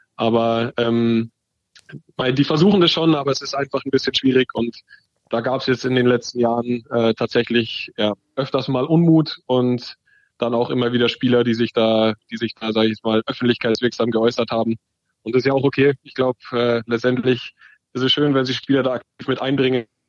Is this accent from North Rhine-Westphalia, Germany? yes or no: no; Dachau, Bavaria, Germany; in der zweiten Liga damals beim ASV Dachau, wo ich aufgewachsen bin und immer gespielt habe